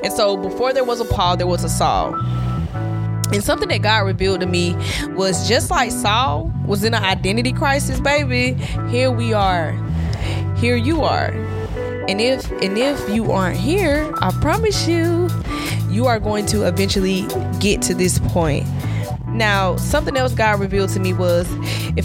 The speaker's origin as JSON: {"language": "English", "region": "Southwest Georgia", "country": "United States", "said": "I'm from Southwest Georgia."}